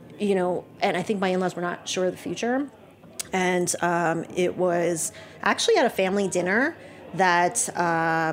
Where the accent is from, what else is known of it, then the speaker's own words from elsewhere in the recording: Philippines; my background is that I'm Chinese from the Philippines